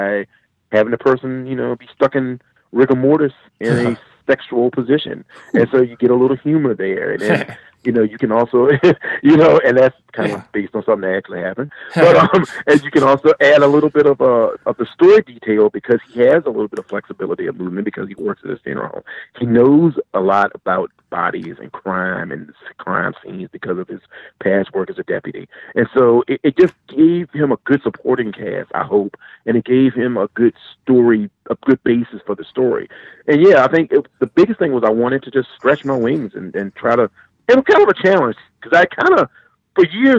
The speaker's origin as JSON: {"language": "English", "town": "Gloucester", "region": "Virginia", "country": "United States", "tie": "born or raised there", "also_born_or_lived": "Mathews, Virginia", "said": "I live near the Chesapeake Bay, and my town is Gloucester, Virginia. That's where I was born and raised."}